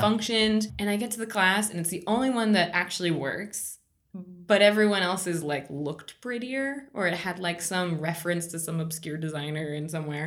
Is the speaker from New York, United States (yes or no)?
no; Virginia, United States; also born or lived in Bogota, Colombia; now in Pittsburgh, United States; I grew up in Virginia. I was born in Bogota, Colombia